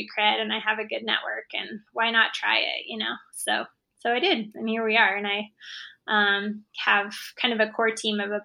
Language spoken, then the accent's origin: English; Boise, Idaho, United States; it's basically my hometown